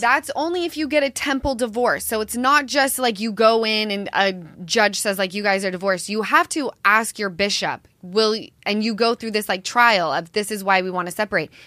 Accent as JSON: {"language": "English", "town": "Salt Lake City", "region": "Utah", "country": "United States", "said": "I'm from Salt Lake"}